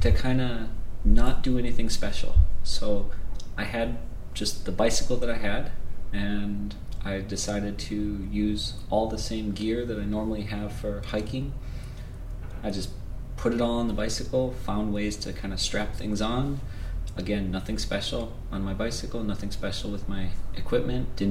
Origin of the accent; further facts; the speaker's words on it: Ohio, United States; moved away as an adult; also born or lived in Brazil / New Zealand / Japan / South Africa; I'm from the United States. I'm from Ohio